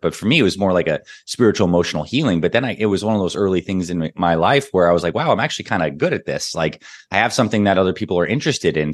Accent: Toronto, Ontario, Canada; also born or lived in Syracuse, New York; I was born in Syracuse, New York, and I grew up in Toronto, Canada, like a mix of those two places

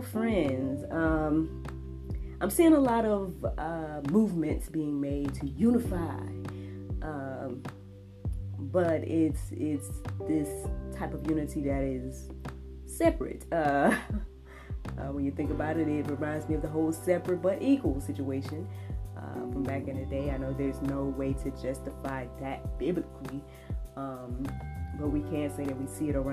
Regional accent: Jackson, Georgia, United States; I grew up here in Georgia

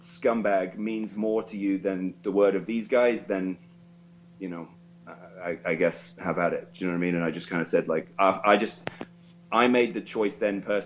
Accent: King's Lynn, East of England, United Kingdom; Kings Lynn, which is my hometown

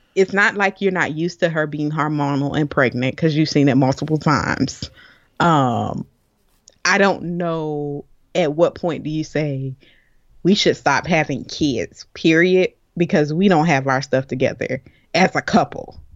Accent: Florida, United States; I'm from Florida. We got hurricanes all the time

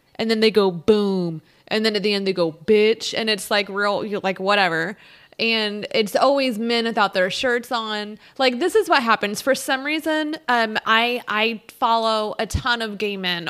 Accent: United States; we're American

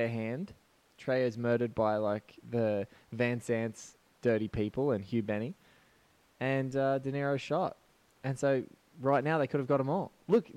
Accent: Australia

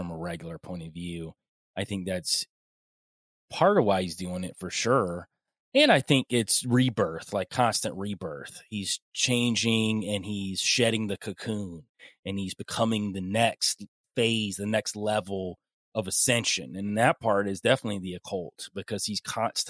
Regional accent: Young Harris, Georgia, United States; moved away; I don't live there anymore, but I'm originally from the Young Harris area. I used to live on the side of a mountain.

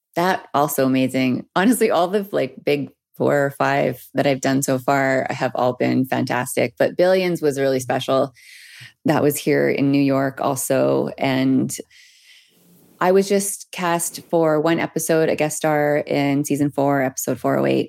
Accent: Peace River, Alberta, Canada; moved away; also born or lived in Edmonton; I'm from Peace River, Alberta, born and raised.

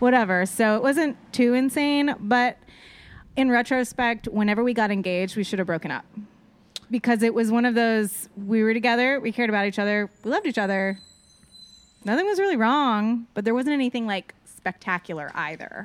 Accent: Austin, Texas, United States; I'm originally from Austin, Texas.

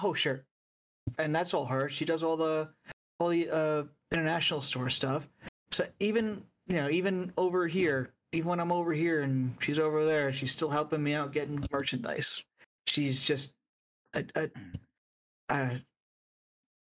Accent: New York City, New York, United States; I'm from New York, you know, and I'm familiar with the area.

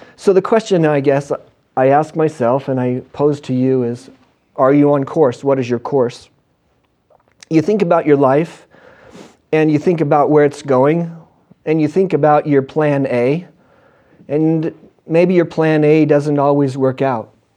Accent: Western Washington, United States; I grew up in Western Washington.

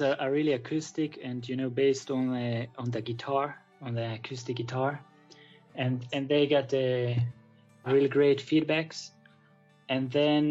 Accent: Israel; from Israel

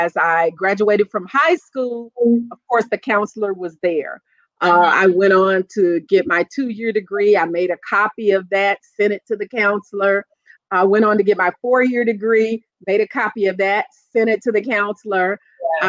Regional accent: Toledo, Ohio, United States; moved away as an adult; now in North Carolina, United States; I grew up in Toledo, and I was a teen mom

